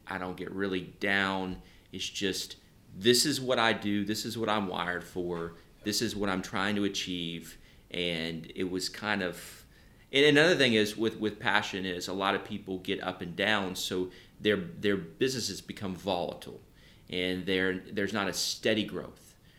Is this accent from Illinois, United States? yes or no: no; Nashville, Tennessee, United States; I, I grew up in Nashville